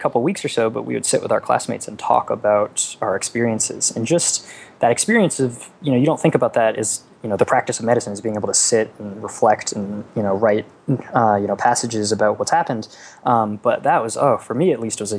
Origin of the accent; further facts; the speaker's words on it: Boston, Massachusetts, United States; moved away as an adult; I grew up in Boston